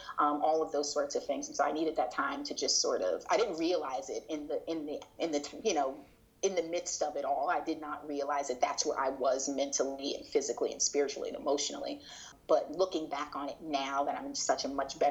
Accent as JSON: {"language": "English", "town": "Miami", "region": "Florida", "country": "United States", "tie": "born or raised there", "said": "growing up in Miami"}